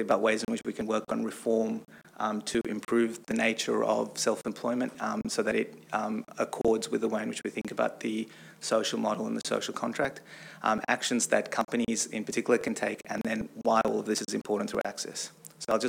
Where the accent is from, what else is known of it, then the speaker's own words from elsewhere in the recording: Australia; also born or lived in San Francisco, United States; now in United States; I'm also Australian, so I'm an Australian that lives and works in America